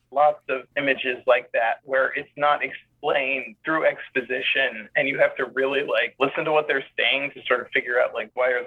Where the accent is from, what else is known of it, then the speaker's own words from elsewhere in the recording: New York City, New York, United States; I used to make giant head movies in my backyard growing up in Staten Island